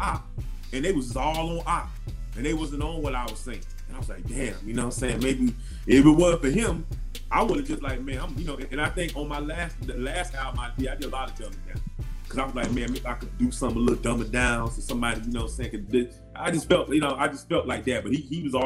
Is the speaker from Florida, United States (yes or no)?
yes; Florida, United States; I'm from Florida